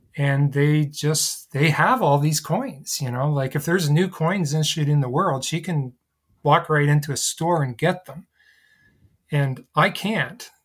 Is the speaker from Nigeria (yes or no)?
no; Canada; I'm a Canadian living in Canada